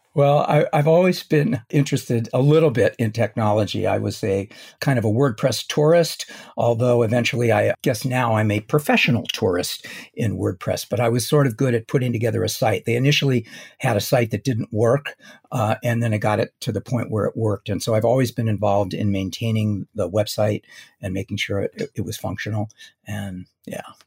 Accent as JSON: {"language": "English", "town": "Los Angeles", "region": "California", "country": "United States", "tie": "born or raised there", "said": "I was born in Los Angeles"}